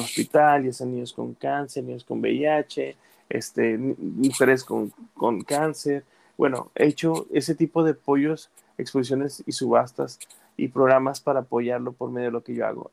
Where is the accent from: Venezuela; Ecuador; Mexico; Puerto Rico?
Mexico; now in United States; como latino mexicano